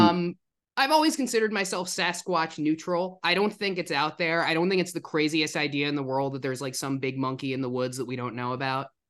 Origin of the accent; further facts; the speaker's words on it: New Jersey, United States; moved away; also born or lived in Illinois; I'm from New Jersey